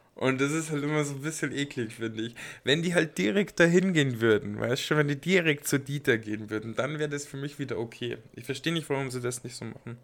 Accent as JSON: {"language": "German", "town": "Passau", "region": "Bavaria", "country": "Germany", "moved": "yes", "said": "bei uns in Passau, also damals, wo ich auch noch in Passau gelebt habe"}